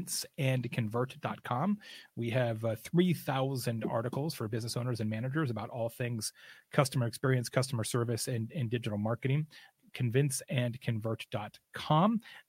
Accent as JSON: {"language": "English", "region": "Arizona", "country": "United States", "also_born_or_lived": "Scottsdale", "moved": "yes", "said": "I used to live in Scottsdale for a long, long time. I'm from Arizona originally."}